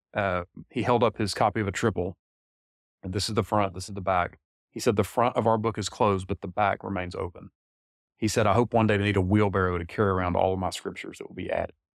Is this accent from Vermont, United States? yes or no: no; Taylors, South Carolina, United States; also born or lived in Salt Lake City, Utah; I grew up in this area. I grew up in Taylor, so not too far down the road here from where we're sitting here